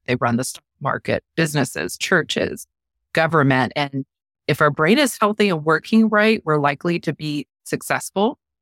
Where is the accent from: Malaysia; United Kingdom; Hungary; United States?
United States; Norfolk, Virginia; I'm a native Virginian. I'm about, uh, hours south of D C. I'm originally from Norfolk area and Hampton Roads area, so I've always been in this area.